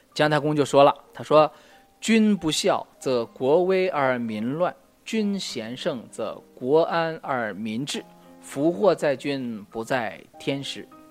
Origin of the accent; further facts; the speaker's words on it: China; 我们中国人